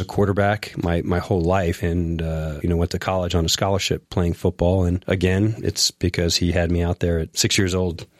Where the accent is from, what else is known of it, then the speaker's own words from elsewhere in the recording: Long Beach, New York, United States; also born or lived in Flushing, Queens; I grew up in New York, a small beach town called Long Beach. It's on the South Shore, Nassau County.